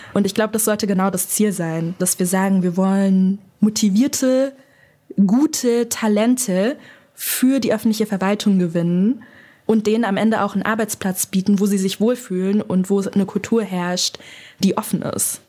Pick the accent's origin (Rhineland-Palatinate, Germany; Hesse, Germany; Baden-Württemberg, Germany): Hesse, Germany; Frankfurt; moved away; also born or lived in Berlin; Ich bin in Frankfurt aufgewachsen